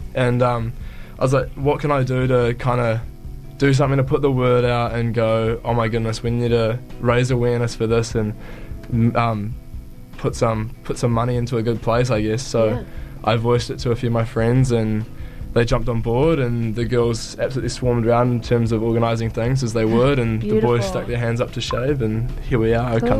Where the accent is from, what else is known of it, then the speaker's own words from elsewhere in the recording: Tauranga, Bay of Plenty, New Zealand; I'm from the North Island, I'm from Tauranga